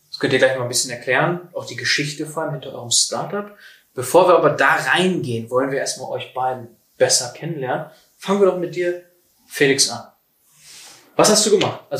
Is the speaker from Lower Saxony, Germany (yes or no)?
yes; Oldenburg, Lower Saxony, Germany; Ich bin heute hier in meiner Heimat in Oldenburg